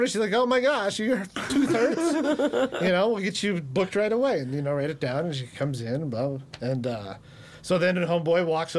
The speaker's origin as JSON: {"language": "English", "town": "Billings", "region": "Montana", "country": "United States", "moved": "yes", "said": "I was from Billings, Montana."}